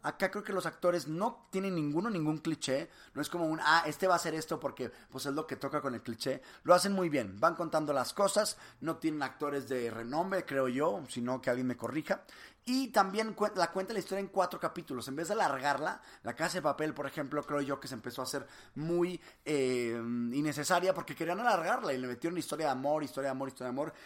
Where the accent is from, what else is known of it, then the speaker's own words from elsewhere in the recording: Monterrey, Nuevo León, Mexico; yo soy de Monterrey, de aquí de Cemex